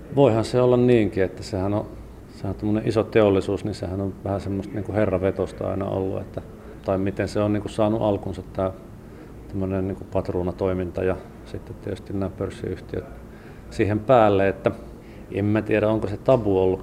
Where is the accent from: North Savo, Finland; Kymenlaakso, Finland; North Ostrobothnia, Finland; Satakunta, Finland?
North Savo, Finland; Sonkajärvi; now in Helsinki, Finland; Sonkajärvi on kotikunta ja sieltä Sukevan kyliltä on, olen kotoisin